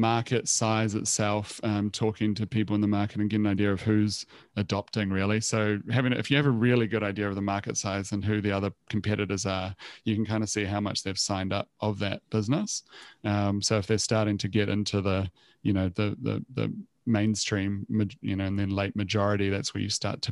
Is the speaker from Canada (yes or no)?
no; New Zealand; moved away as an adult; also born or lived in Copenhagen, Denmark / Australia; now in Sydney, Australia; I'm originally from New Zealand, so I was in Copenhagen.